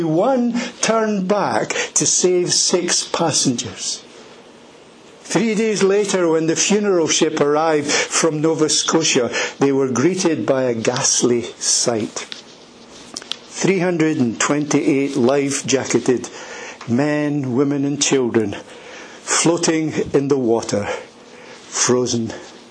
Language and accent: English; Edinburgh, Scotland, United Kingdom; I was born in Edinburgh, in a place called Leith, and I grew up there.